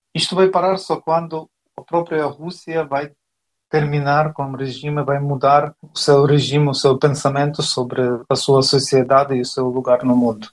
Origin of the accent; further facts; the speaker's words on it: Ukraine; now in Portugal; como ucranianos